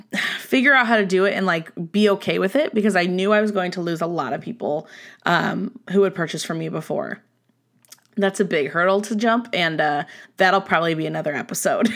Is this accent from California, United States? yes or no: yes; Southern California, United States; moved away as an adult; now in Nevada, United States; I was born and raised in Southern California